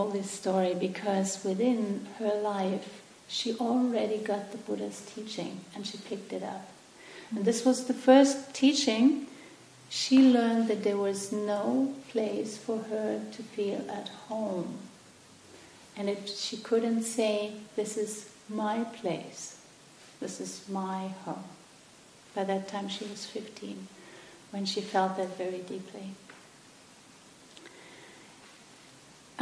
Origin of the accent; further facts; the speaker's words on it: Germany; English is a second language; moved away; where I come from Germany.